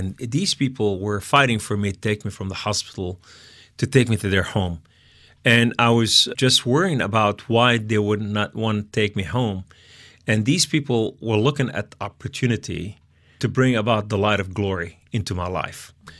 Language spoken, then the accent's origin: English; Beirut, Beirut Governorate, Lebanon; Yeah, we came from Lebanon, from Beirut.